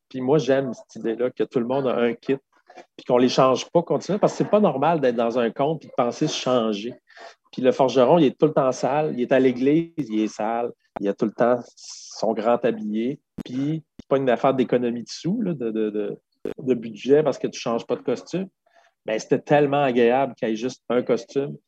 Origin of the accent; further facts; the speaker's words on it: Quebec City, Quebec, Canada; first language French; je viens de Québec, j'ai un, un, anglais pourri